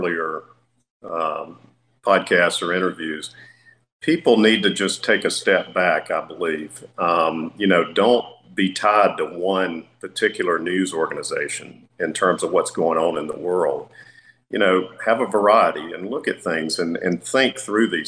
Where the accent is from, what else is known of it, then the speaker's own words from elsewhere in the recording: United States; as an American, someone who's passionate about our country